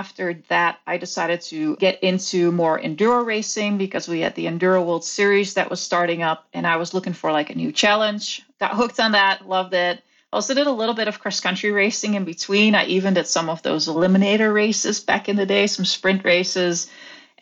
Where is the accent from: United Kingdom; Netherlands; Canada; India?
Netherlands; I grew up in the Netherlands